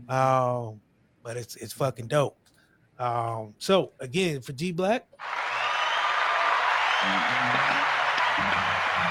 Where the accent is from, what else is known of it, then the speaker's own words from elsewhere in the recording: Akron, Ohio, United States; I'm a nigga from Akron